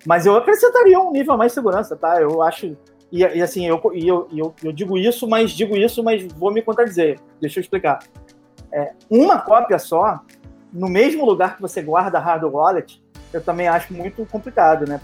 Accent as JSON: {"language": "Portuguese", "area": "Baixada Fluminense", "region": "Rio de Janeiro", "country": "Brazil", "said": "eu sou carioca, eu sou carioca da Baixada Fluminense"}